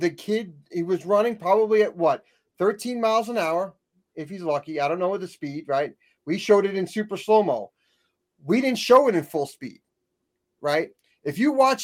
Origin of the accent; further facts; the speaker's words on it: New York, United States; I'm not from Jersey. I'm from New York